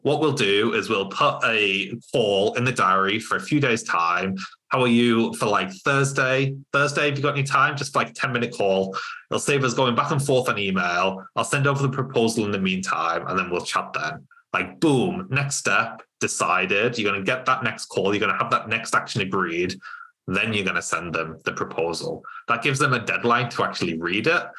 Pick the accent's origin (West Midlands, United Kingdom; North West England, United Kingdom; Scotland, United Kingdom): North West England, United Kingdom; Cumbria; moved away as an adult; also born or lived in Lancaster; now in Newcastle, United Kingdom; I'm from Cumbria originally